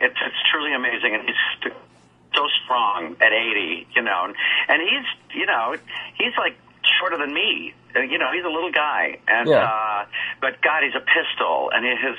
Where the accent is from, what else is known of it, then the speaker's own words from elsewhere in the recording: New York, United States; now in Hollywood, United States; I am I live the West Coast now, and I am still a New Yorker at heart.